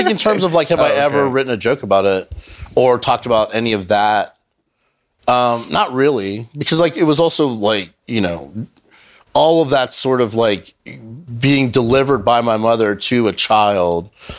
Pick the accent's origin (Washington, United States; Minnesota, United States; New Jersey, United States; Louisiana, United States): Louisiana, United States; born there; I was born in Louisiana. My mother's from Chile